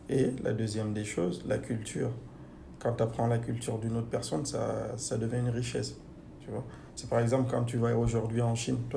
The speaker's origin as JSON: {"language": "French", "country": "Guinea", "lives_now": "France", "said": "j'ai retrouvé chez eux des choses que j'ai chez moi en Guinée."}